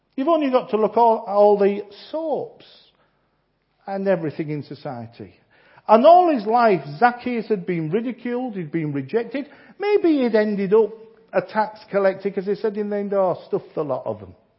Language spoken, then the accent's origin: English; Yorkshire and the Humber, United Kingdom; I'm a Yorkshireman